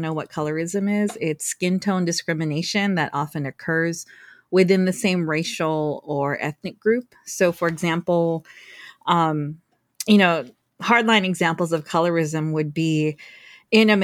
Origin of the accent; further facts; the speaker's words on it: Guam; moved away; also born or lived in California; I'm Filipino. I was born and raised on Guam